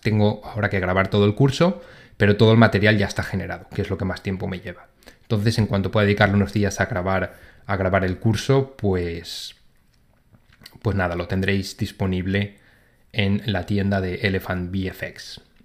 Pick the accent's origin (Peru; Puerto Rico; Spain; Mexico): Spain; moved away as an adult; now in London, United Kingdom; yo como soy de España